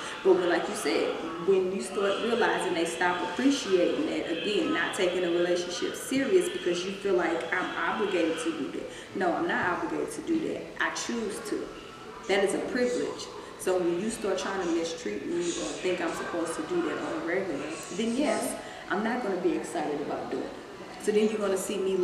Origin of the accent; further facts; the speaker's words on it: Missouri, United States; now in Dallas, United States; I'm here in Dallas, and you know, we're from Missouri